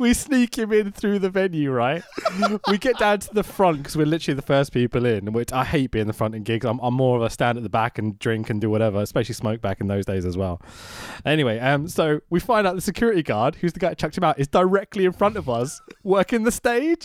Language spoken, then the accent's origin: English; London, United Kingdom; I'm a Londoner.